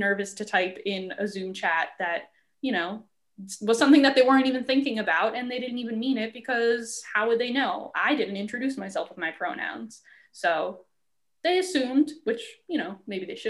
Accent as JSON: {"language": "English", "area": "Long Island", "region": "New York", "country": "United States", "moved": "as an adult", "said": "I'm from Long Island, and a term that we say instead of y'all is you guys"}